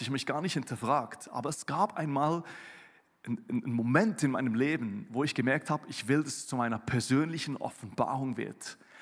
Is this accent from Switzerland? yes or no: yes; Switzerland; now in Germany; als Schweizer, der hier in Deutschland